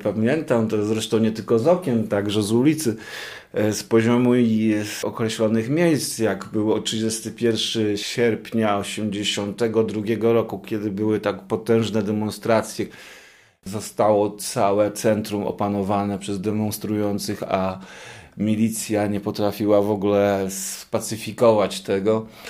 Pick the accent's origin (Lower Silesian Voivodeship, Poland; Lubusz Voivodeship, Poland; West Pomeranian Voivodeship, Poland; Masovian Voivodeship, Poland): West Pomeranian Voivodeship, Poland; Szczecin; ja się wychowywałem, choć nie, nie we Wrocławiu, bo jestem ze Szczecina, ale też w podobnych miejscach